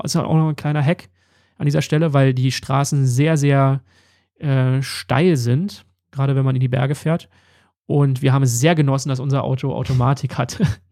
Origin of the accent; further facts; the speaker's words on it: Berlin, Germany; Wir kommen ja beide aus Berlin